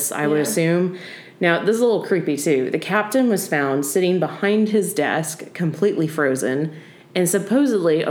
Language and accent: English; South Carolina, United States; I'm from South Carolina